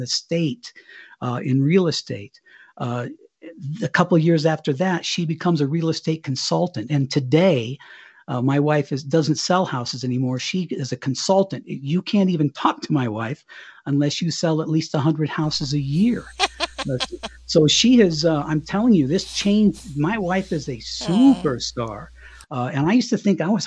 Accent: Cañon City, Colorado, United States; moved away as an adult; we'd move back here to Colorado, my hometown, Canyon City

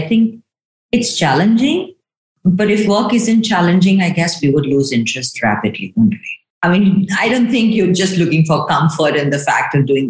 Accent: Shillong, Meghalaya, India; also born or lived in Delhi; While I was born in Delhi, my formative years at sort of schooling were in a place called Shillong. It's in a state called Meghalaya in the northeast of India.

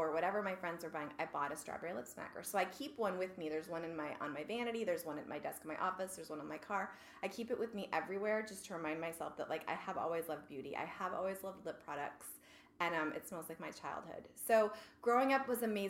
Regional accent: Chicago, Illinois, United States; moved away; I grew up with an amazing mom and dad and four siblings in suburban Chicago

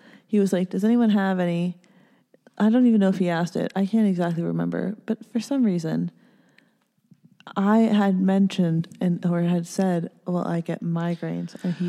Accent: Ontario, Canada; born or raised there

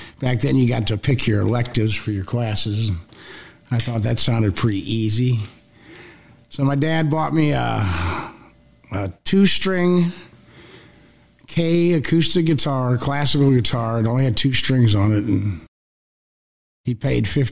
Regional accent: St. Louis, Missouri, United States; I grew up in St. Louis

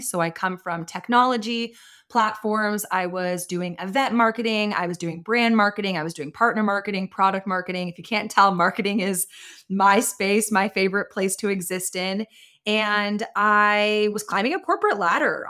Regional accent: Austin, Texas, United States; I was born and raised in Austin as well

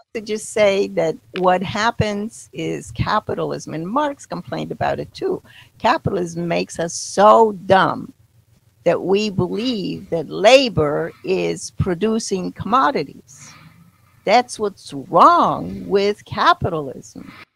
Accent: Poland; moved away; I grew up in Poland, but was socialist Poland at the time

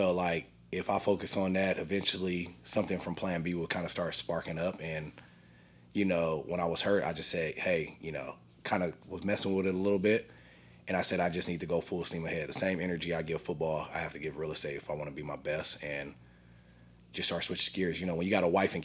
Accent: San Diego, California, United States; moved away as an adult; also born or lived in Boise, Idaho; I'm originally from Southeast San Diego, California

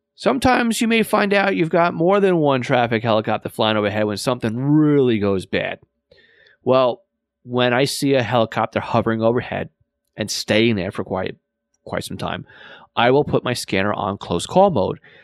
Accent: New York and Long Island, United States; accent: New York and Long Island; my New York and Long Island accent

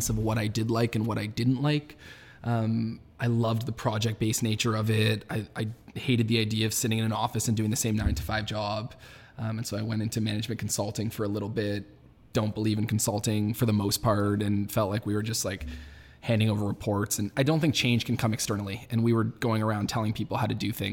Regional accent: Toronto, Ontario, Canada; born and raised in Toronto

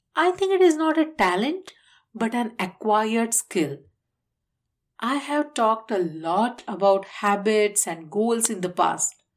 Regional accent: India; moved away; my home country, India

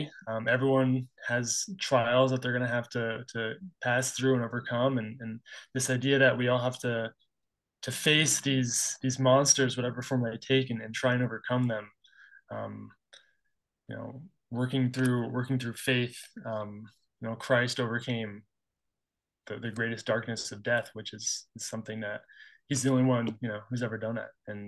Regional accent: New England, United States; now in Utah, United States; I'm from New England, originally, currently living in Utah.

